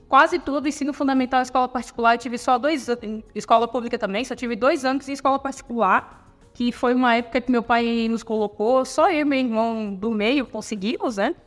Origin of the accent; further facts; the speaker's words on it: Palhoça, Santa Catarina, Brazil; Sou natural aqui de Santa Catarina. Minha família também é natural, uma cidade chamada Palhoça, na Grande Florianópolis